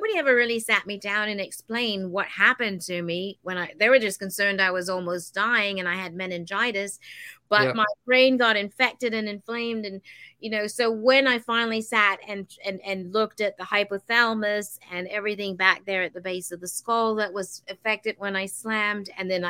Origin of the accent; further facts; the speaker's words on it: Denmark; because I lived in a very, very big Victorian house back home in Denmark.